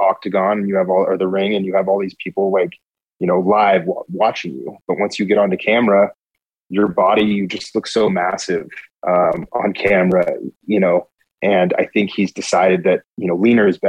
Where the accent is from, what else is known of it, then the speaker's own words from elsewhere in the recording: Rocklin, California, United States; also born or lived in Modesto, California; now in Colombia; I call Rockland home